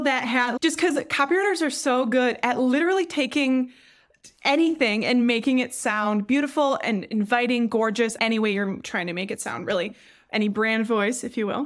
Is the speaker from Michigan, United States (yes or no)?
yes; Traverse City, Michigan, United States; I'm from Traverse City, which is a super touristy town